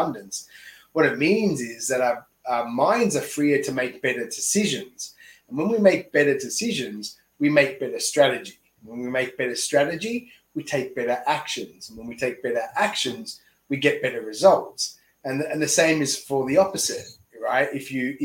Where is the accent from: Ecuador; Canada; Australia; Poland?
Australia; moved away as an adult; now in Tokyo, Japan; I'm an Aussie here in Tokyo coaching someone in the US